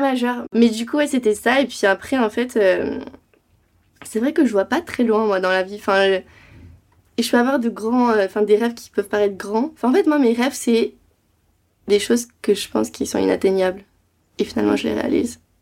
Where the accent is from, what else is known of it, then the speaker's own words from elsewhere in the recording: Rennes, Brittany, France; moved away as an adult; also born or lived in New York; now in Paris, France; De Bretagne de Rennes